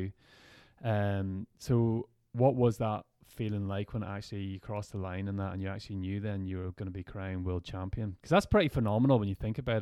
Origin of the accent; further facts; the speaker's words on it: Ireland; It's great being Irish in those positions, like, because we really, like, the people are so proud of what people do. And it gave everybody back home an excuse